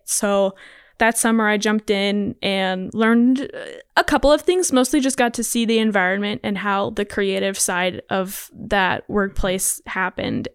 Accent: Laurel, United States; I did preschool at a small church in Laurel and then kindergarten all the way through twelfth, I was Laurel Public Schools.

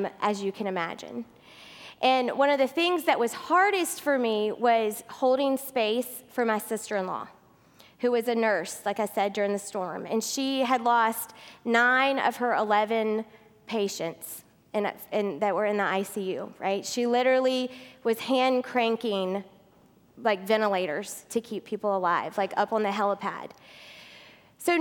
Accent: South Louisiana, United States; moved away; I'm from Louisiana

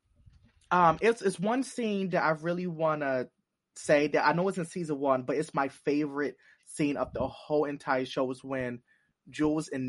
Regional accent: Baltimore, Maryland, United States; accent: Baltimore; my Baltimore accent

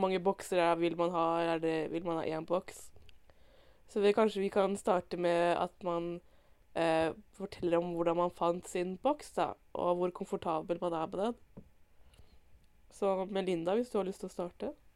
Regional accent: Indre Østfold, Norway; jeg er fra Indre Østfold

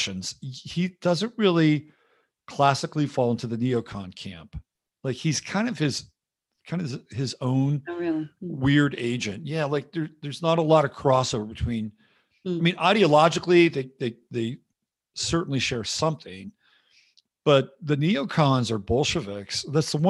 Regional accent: California, United States; I'm from California

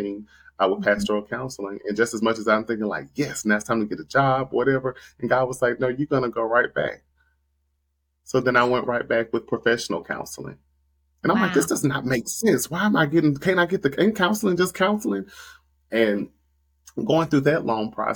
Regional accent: Nashville, Tennessee, United States; moved away as an adult; also born or lived in Atlanta; I moved to Atlanta from Nashville, my hometown

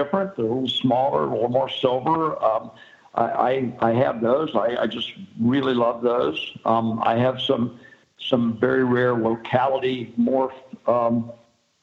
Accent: Florida, United States; I grew up in Florida and snorkeled and stuff.

